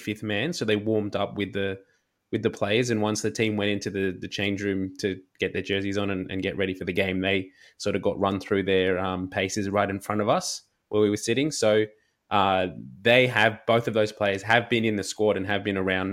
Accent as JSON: {"language": "English", "country": "Australia", "said": "as an Australian rugby fan"}